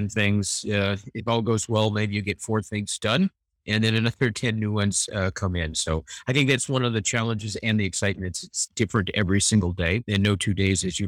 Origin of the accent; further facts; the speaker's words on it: Los Angeles, California, United States; born and raised in Los Angeles, California, I went to a university locally